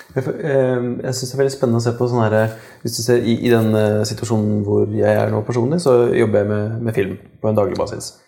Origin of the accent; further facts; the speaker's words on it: Kongsberg, Buskerud, Norway; jeg kommer fra Kongsberg sjøl